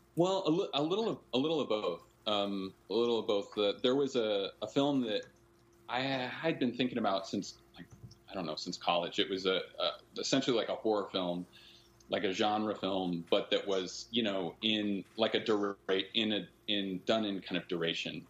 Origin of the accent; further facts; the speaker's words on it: Northern California, United States; We were growing up in Northern California, both of us